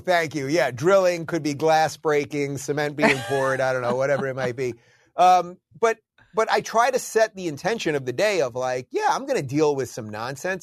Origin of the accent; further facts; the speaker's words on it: New York, United States; moved away as an adult; also born or lived in Los Angeles; now in Florida, United States; I'm originally a New Yorker.